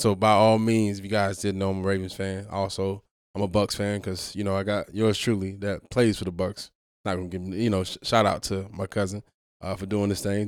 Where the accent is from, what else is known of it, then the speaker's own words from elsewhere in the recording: Miami, Florida, United States; I'm from Miami